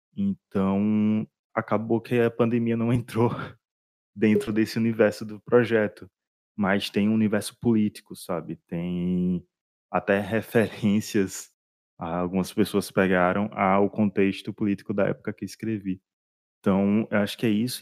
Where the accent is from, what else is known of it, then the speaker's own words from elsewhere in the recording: Northeast Region, Brazil; eu sou do Nordeste